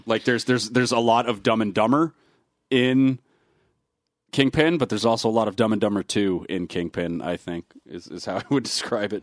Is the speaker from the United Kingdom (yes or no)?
no; Canada; as a basketball fan growing up in Canada